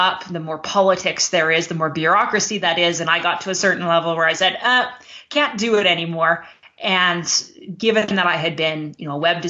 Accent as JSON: {"language": "English", "country": "Canada", "also_born_or_lived": "Alberta, Canada", "said": "I'm Canadian. I live in Alberta, Canada"}